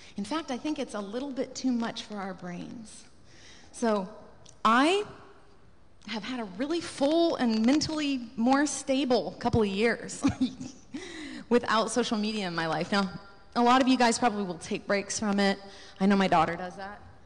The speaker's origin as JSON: {"language": "English", "country": "United States", "said": "to be an American"}